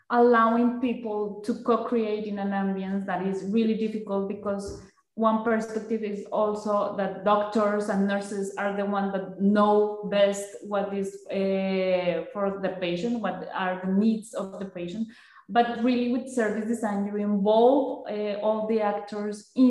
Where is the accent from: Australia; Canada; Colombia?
Colombia; moved away; I am from Colombia.